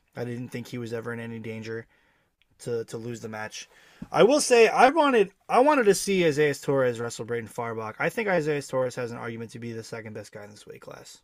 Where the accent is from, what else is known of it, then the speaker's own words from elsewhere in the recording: Section Four, New York, United States; I'm from Section Four